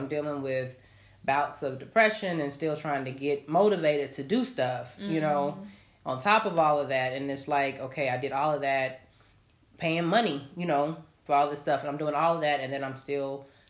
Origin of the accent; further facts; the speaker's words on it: New York, United States; moved away; I'm a New Yorker.